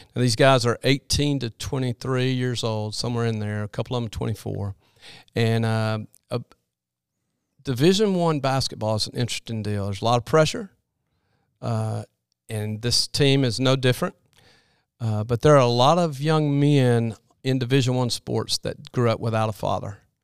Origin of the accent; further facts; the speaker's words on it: Birmingham, Alabama, United States; I grew up in Birmingham area